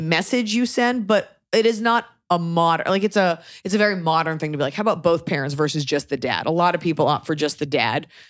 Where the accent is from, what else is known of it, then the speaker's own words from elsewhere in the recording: United States; as an American